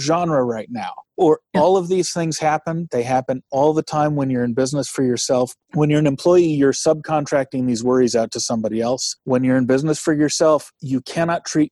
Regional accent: Bay Area, California, United States; moved away; I grew up in the Bay Area where big earthquakes happen

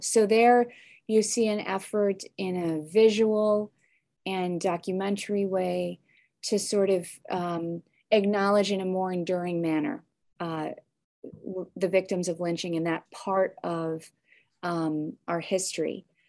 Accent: suburb of Chicago, Illinois, United States; also born or lived in Evanston, Illinois; I moved from, from Evanston to a different, um, suburb of Chicago when I was young

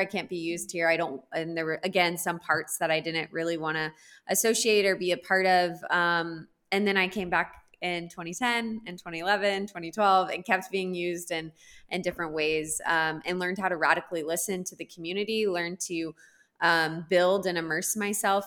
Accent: Texas, United States; moved away as an adult; now in Kenya; I grew up in Texas

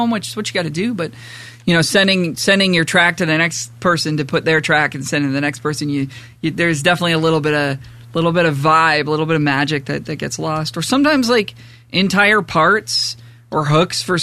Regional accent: Toronto, Ontario, Canada; I grew up in Port Union, which is just like on the border of Pickering on the 401.

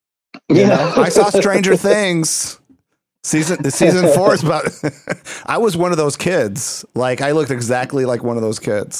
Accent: Puerto Rico; I grew up in Puerto Rico, so it's like there was a language barrier

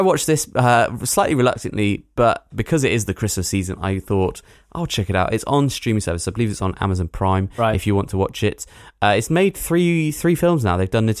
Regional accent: United Kingdom; We're British.

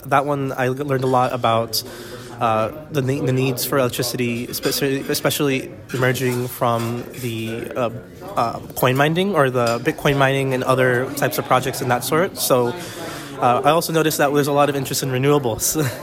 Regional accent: Northern Virginia, United States; also born or lived in Richmond, Virginia; I'm originally from Northern Virginia, and I currently live in Richmond, where our main headquarters is based

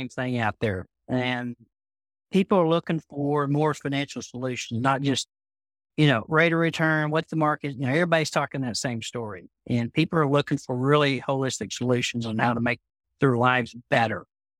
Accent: Amarillo, Texas, United States; from Amarillo, Texas. So I'm the West Texan of the bunch.

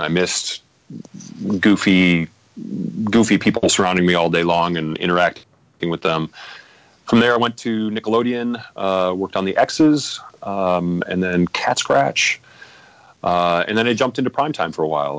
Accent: Midwest, United States; now in Los Angeles, United States; I come from the Midwest

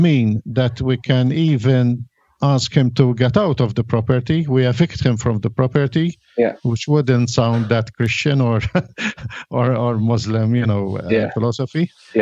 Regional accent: Malta; I come from Malta

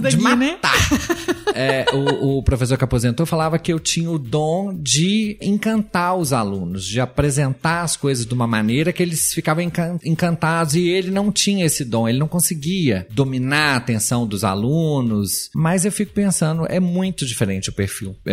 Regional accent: Brazil; como brasileiro

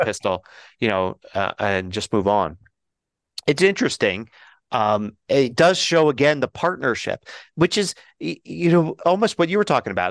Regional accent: Philadelphia, Pennsylvania, United States; now in Colorado, United States; I'm originally from Philly

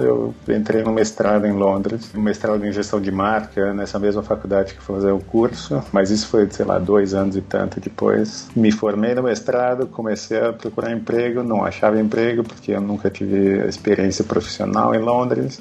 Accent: São Paulo, Brazil; moved away as an adult; also born or lived in Czech Republic / London, United Kingdom / Turku, Finland; now in Thailand; eu sou de São Paulo, capital

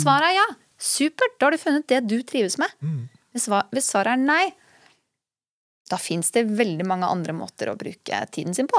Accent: Skien, Telemark, Norway; now in Oslo, Norway; jeg er fra Skien

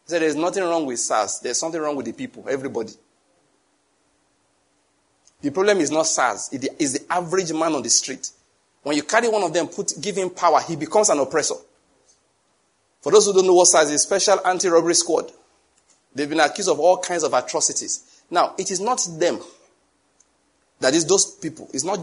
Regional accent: Nigeria; I'm a Nigerian

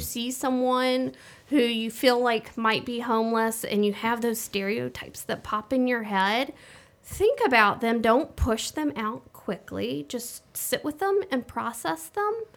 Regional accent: Birmingham, Alabama, United States; moved away as an adult; also born or lived in Vermont / New England; I grew up here in Birmingham

